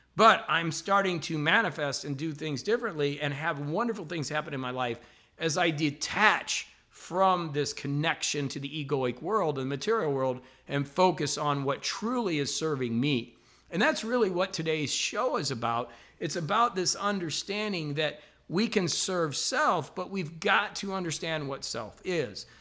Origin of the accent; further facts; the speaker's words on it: La Porte, Indiana, United States; moved away; I'm actually up here in my hometown of LaPorte, Indiana, which is a really small town